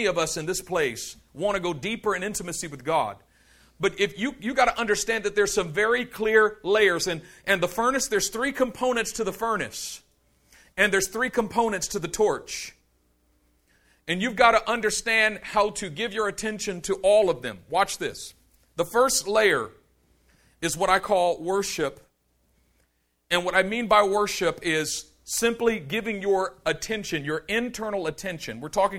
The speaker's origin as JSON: {"language": "English", "town": "Oakland", "region": "California", "country": "United States", "tie": "born there", "said": "I was born in East Oakland. And I know I don't sound like I was born in East Oakland, but I was born in East Oakland, okay?"}